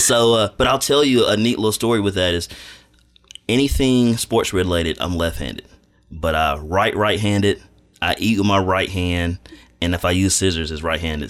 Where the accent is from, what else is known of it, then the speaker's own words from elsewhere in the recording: Madison, Alabama, United States; moved away as an adult; now in Dothan, United States; I'm not from Dothan. I'm from Madison, Alabama, which is North Alabama.